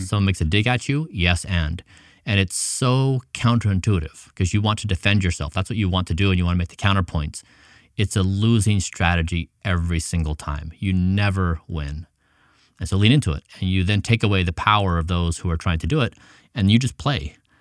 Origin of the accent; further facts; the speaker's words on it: United States; also born or lived in Ecuador; I had come from this middle-class family in the United States